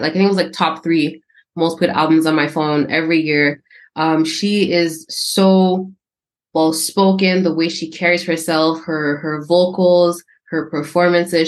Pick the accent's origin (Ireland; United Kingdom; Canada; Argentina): Canada; I'm born and raised in Canada